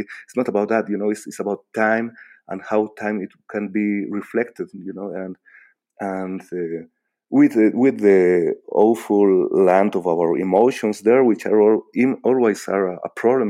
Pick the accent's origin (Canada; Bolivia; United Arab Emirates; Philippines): Bolivia; English is a second language